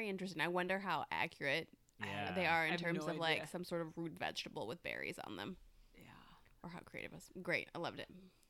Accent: Buffalo, New York, United States; I grew up in Buffalo

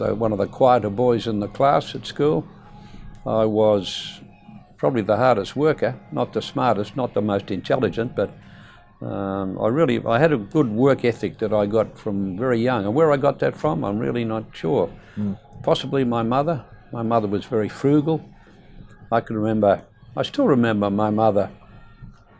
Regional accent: Perth, Western Australia, Australia; also born or lived in East Fremantle; I was born in Beaconsfield. And in those days, that part of Perth was what the economists would call a low socio-economic demographic.

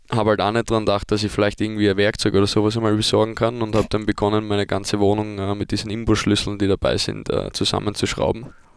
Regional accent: Vienna, Austria; now in Germany; ich komme aus Wien

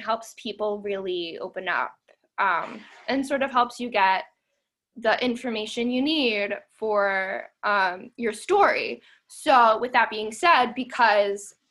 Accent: Lancaster, Pennsylvania, United States; now in Pittsburgh, United States; I'm actually from Lancaster County, Pennsylvania

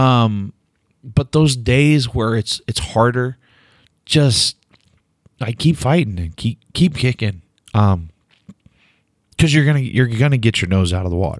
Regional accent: Delaware, Oklahoma, United States; moved away; my hometown

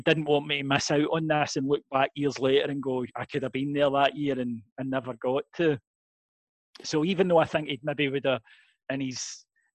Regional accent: Kilwinning, Scotland, United Kingdom; in Kilwinning, everybody supports Rangers

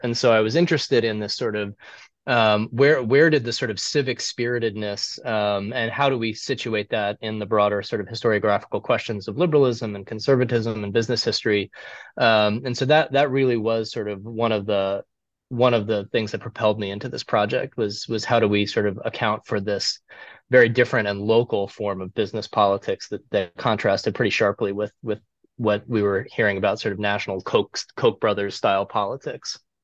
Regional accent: Cleveland, Ohio, United States; I I grew up in Cleveland

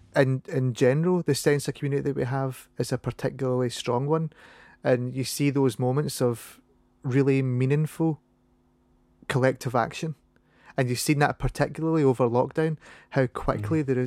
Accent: Paisley, Scotland, United Kingdom; accent: Scottish; I'm from Paisley.

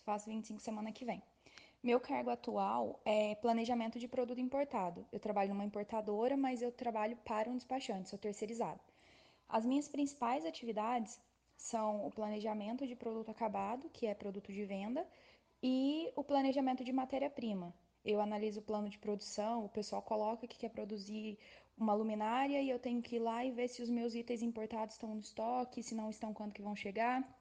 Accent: Varginha, Minas Gerais, Brazil; sou de Varginha, sou de Minas Gerais

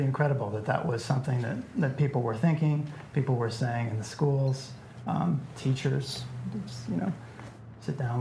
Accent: Iowa City, Iowa, United States; I was raised in Iowa City. It's a small liberal arts college town in the Midwest

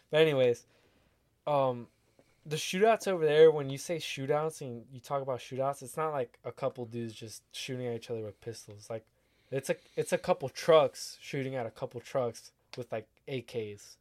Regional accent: United States; accent: American; my accent, my American accent

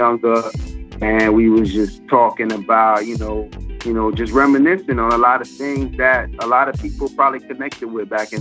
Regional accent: Jamaica; we all from Jamaica, man. Like, …'s really Jamaican. I'm really Jamaican

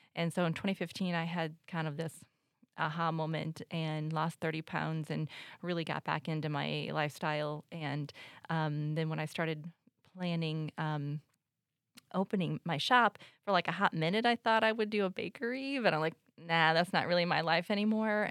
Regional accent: United States; moved away; I grew up in the Quad Cities, but I moved away, um, for twenty-five years

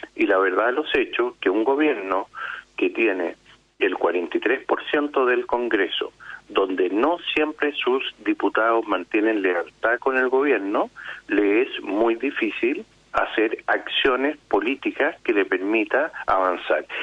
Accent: Chile; somos todos los chilenos

